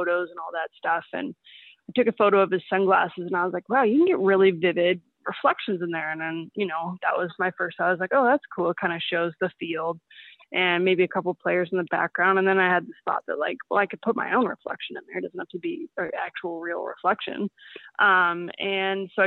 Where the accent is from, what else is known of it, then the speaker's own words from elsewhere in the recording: Seattle, Washington, United States; moved away as an adult; now in Vancouver, Canada; I grew up in Seattle